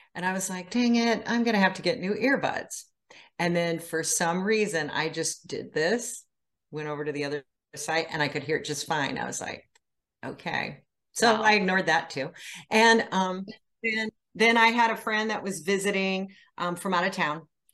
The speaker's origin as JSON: {"language": "English", "region": "Iowa", "country": "United States", "lives_now": "Indiana, United States", "said": "Well, I live in Indiana. I'm originally from Iowa. Moved around the country a lot and landed here."}